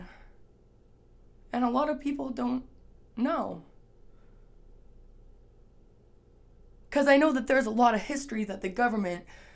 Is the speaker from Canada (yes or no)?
yes; Canada; I'm Canadian, so, like, in Canada, we learn about, you know, the French Revolution